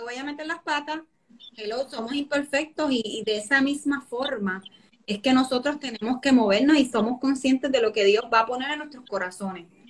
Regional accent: Puerto Rico; somos boricuas

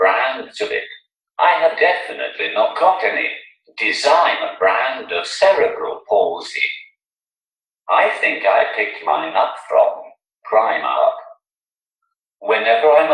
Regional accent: Newcastle upon Tyne, North East England, United Kingdom; accent: Geordie; I'm from Newcastle.

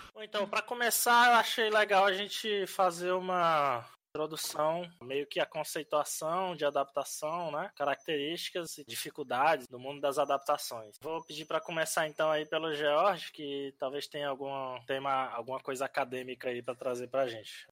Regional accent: Teresina, Piauí, Brazil; now in São Paulo, Brazil; sou de Teresina, mas estou morando em São Paulo agora

